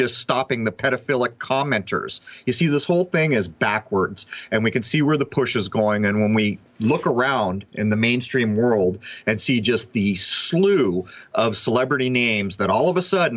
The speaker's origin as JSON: {"language": "English", "country": "United States", "tie": "born or raised there", "said": "I grew up in the United States of America"}